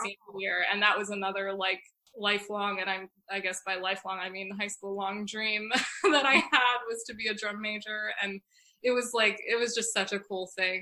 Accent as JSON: {"language": "English", "town": "Northport", "region": "New York", "country": "United States", "tie": "born or raised there", "moved": "as an adult", "lives_now": "New York City, United States", "said": "my hometown is northport new york so i i grew up in this really like old fashioned cute little harbor town"}